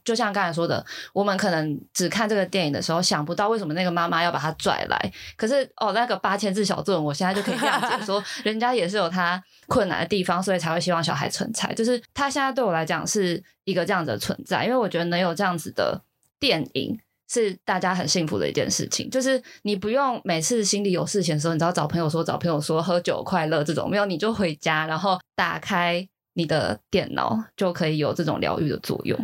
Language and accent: Chinese; Kaohsiung, Taiwan; moved away as an adult; now in Taipei, Taiwan; 我之前住高雄的时候，因为高中我们家三个小孩都在比较市区上学，所以我们三个其实是自己住到外面的